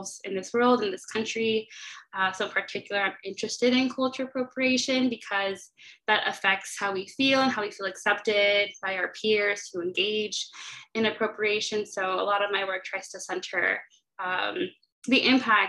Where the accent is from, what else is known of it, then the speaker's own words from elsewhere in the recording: Inland Empire, Southern California, United States; moved away as an adult; also born or lived in Santa Barbara, United States; now in Chicago, United States; I am from Southern California, specifically the Inland Empire